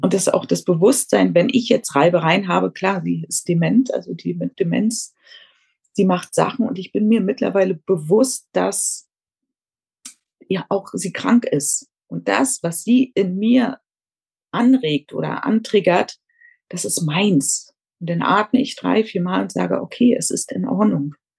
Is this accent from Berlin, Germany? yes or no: yes; Berlin, Germany; moved away as an adult; now in Tenerife, Spain; ich komme ursprünglich aus Berlin, lebe aber seit knapp 14 Jahren auf Teneriffa